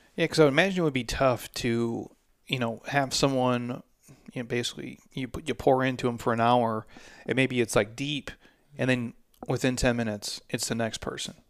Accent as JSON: {"language": "English", "region": "Midwest", "country": "United States", "said": "I'm approaching forty as a man, and I'm from the Midwest"}